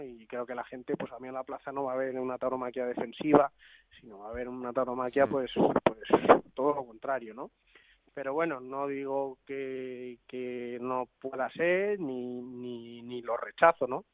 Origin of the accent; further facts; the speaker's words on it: Madrid, Community of Madrid, Spain; Soy de Madrid